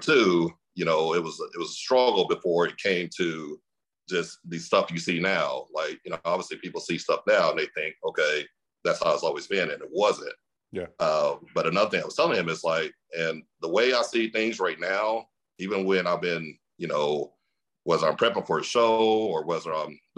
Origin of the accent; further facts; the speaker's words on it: Mesquite, Texas, United States; I grew up in a city called Mesquite, Texas